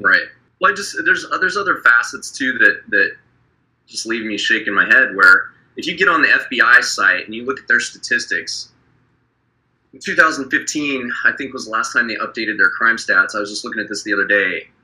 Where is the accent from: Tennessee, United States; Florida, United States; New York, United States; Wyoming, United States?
Wyoming, United States; my hometown where I grew up in Wyoming